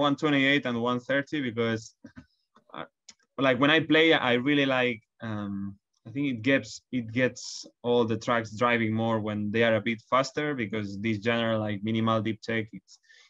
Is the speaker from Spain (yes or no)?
yes; Barcelona, Catalonia, Spain; now in London, United Kingdom; I come from Barcelona